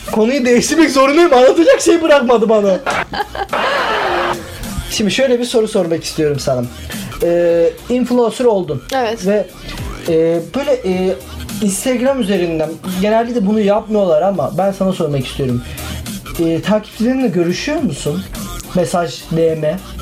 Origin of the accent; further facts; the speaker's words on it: Adana, Turkey; moved away; Adanalı olduğum için, Adana'dan geldiğim için